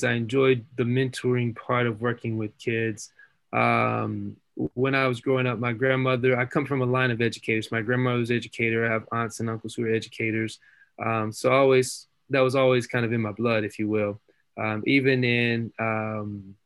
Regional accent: Chattanooga, Tennessee, United States; moved away as an adult; now in North Carolina, United States; I'm born and raised in Chattanooga, Tennessee, graduated high school in Chattanooga, Tennessee

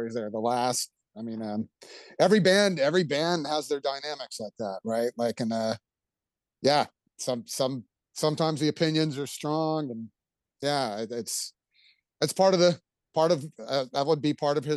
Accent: Houston, Texas, United States; that's my hometown

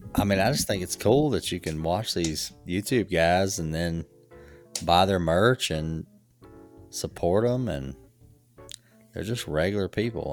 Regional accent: the South, United States; growing up in the South

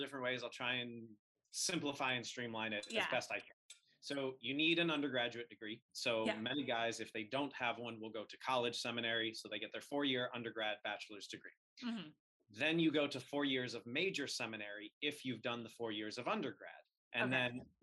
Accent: Virginia Beach, Virginia, United States; now in Portsmouth, United States; I grew up in Virginia Beach. My father was Navy.

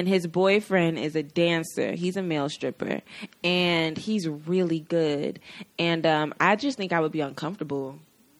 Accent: Atlanta, Georgia, United States; I'm from Atlanta, where the twerk team originated

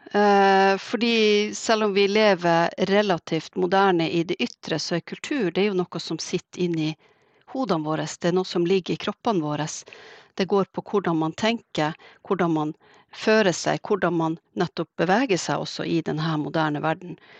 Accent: Alta, Finnmark, Norway; also born or lived in Siebe; Jeg vokste opp i Alta på 70- og 80-tallet midt i Alta-kampen

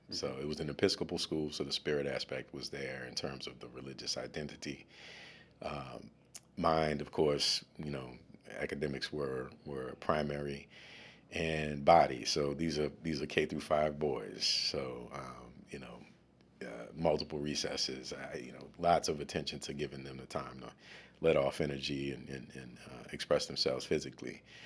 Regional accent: New Orleans, Louisiana, United States; also born or lived in Washington, D.C.; now in Baltimore, United States; I'm from New Orleans

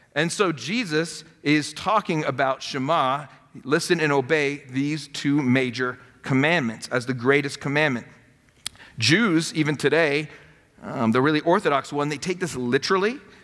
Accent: North Miami, Florida, United States; I was born in North Miami

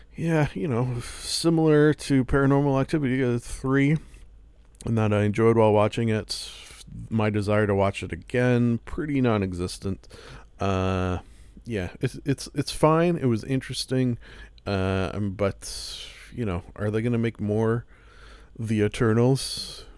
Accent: Canada; I am Canadian

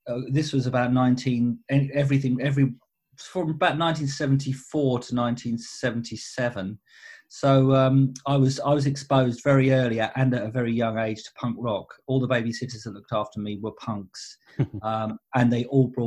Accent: Southend-on-Sea, East of England, United Kingdom; moved away as an adult; also born or lived in London; a four-piece band of very good friends that I grew up with back in Southend.

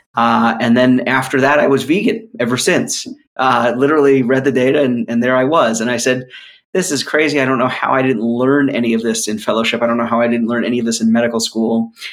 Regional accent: New York, United States; moved away; also born or lived in North Philadelphia; I'm from New York originally

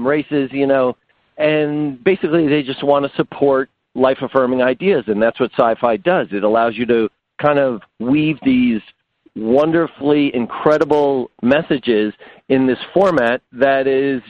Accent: New Jersey, United States; I'm from Jersey

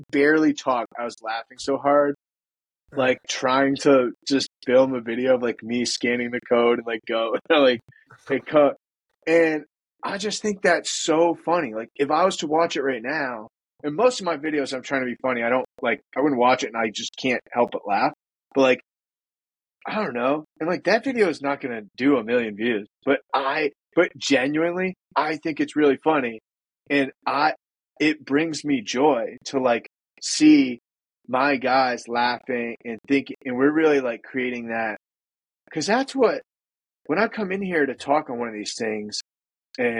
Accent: New England, United States; I'm from the Northeast. A lot of people think that like us New Englanders sound like assholes

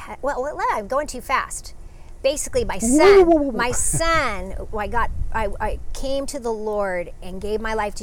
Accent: Los Angeles, California, United States; moved away as an adult; also born or lived in Clairemont, San Diego; now in San Diego, United States; I grew up

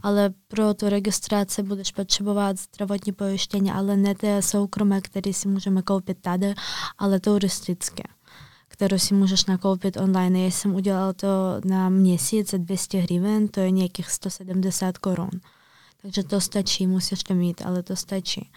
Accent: Kyiv, Ukraine; Czech is a second language; moved away as an adult; now in Prague, Czech Republic; já jsem se narodila v Kijevě

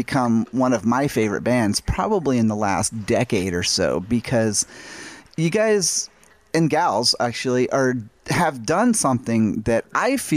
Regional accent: United States; being an American

